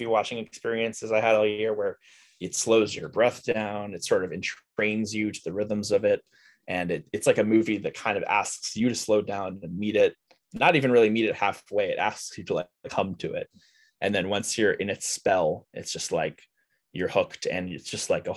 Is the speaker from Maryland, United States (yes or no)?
yes; Montgomery County, Maryland, United States; We grew up in Montgomery County, Maryland